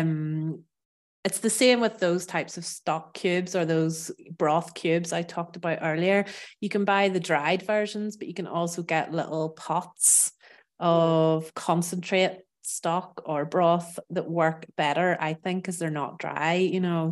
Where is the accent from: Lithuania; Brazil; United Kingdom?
United Kingdom; Northern Ireland; moved away as an adult; also born or lived in south of France; now in France; I'm from Ireland, from Northern Ireland